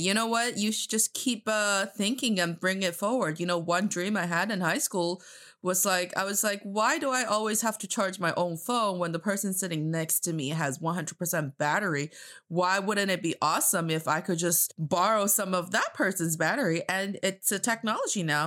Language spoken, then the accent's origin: English; China; I am from China, and I am talking to you from Beijing, China